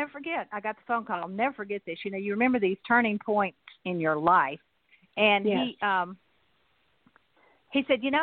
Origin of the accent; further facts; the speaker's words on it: Nashville, Tennessee, United States; now in Chattanooga, United States; I grew up in Nashville